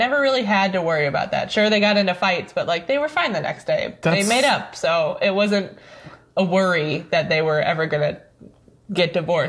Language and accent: English; St. Louis, Missouri, United States; St. Louis.